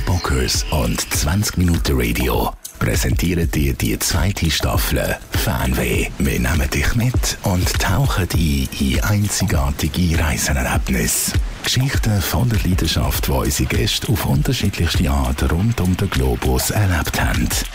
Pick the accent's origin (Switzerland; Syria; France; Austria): Switzerland; Muri; also born or lived in Mexico City; in Muri, wo ich aufgewachsen bin